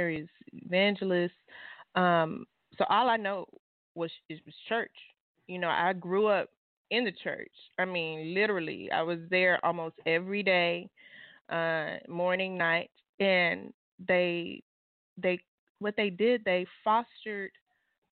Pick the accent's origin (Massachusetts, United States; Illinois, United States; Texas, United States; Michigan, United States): Texas, United States; Irving; I am from Irving, a little small black community called Bear Creek